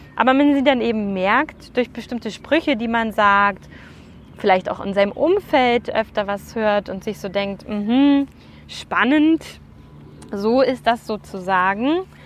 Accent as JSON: {"language": "German", "country": "Germany", "said": "bei uns in Deutschland"}